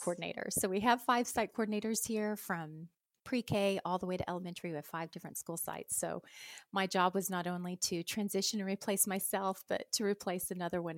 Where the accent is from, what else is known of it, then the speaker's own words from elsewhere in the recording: Anadarko, Oklahoma, United States; I'm from Anadarko, Oklahoma